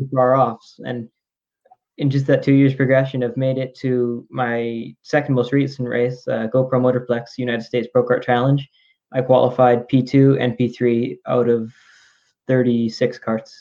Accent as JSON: {"language": "English", "town": "Calgary", "region": "Alberta", "country": "Canada", "tie": "born or raised there", "said": "my hometown, Calgary."}